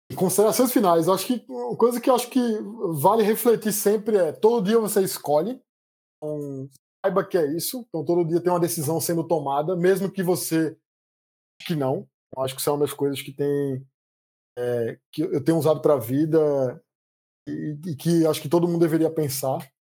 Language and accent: Portuguese; Recife, Pernambuco, Brazil; born or raised there; accent: Recife accent; moved away as an adult; also born or lived in Campinas; now in São Paulo, Brazil